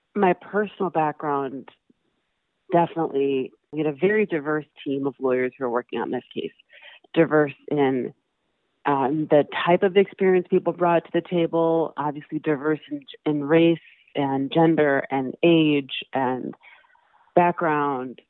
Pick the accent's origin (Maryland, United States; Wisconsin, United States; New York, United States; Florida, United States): Wisconsin, United States; Madison; I grew up in Madison, Wisconsin. I was born and raised there.